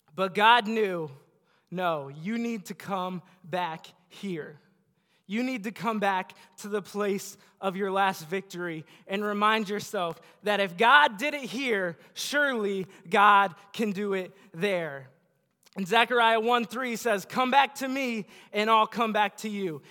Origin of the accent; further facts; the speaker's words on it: Bellevue, United States; Bellevue where I grew up